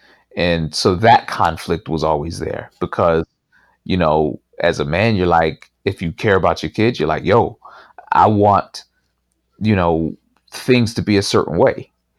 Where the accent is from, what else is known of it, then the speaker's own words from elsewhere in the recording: Pittsburgh, Pennsylvania, United States; So I grew up in Pittsburgh, and you know, it wasn't a place even though I moved back, I live here now, but it's a very different place today than it was 25 years ago when I left it.